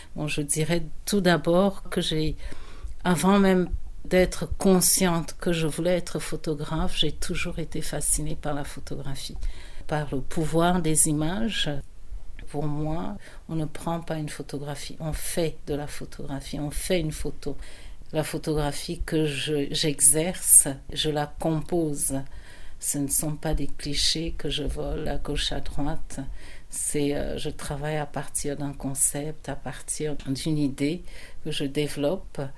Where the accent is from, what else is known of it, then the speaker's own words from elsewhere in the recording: France; moved away as an adult; also born or lived in Yaoundé, Cameroon / Amsterdam, Netherlands; now in Netherlands; je suis euh, camerounaise, j'ai grandi en France